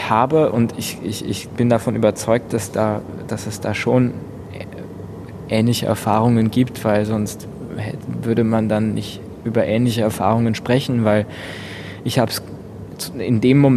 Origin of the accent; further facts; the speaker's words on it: Lower Austria, Austria; Ich komme, äh, ich bin südlich von Wien auf dem Land aufgewachsen in einem kleinen Dorf in Niederösterreich. Das, das ist das Bundesland um Wien herum.